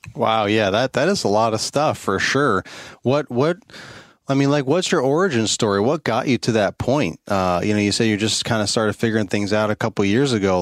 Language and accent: English; New York, United States; moved away as an adult; I'm originally from the New York State, so I know cold and I know snow